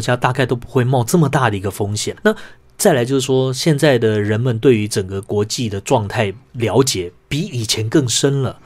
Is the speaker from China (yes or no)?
no; Taiwan; 我们作为一个台湾人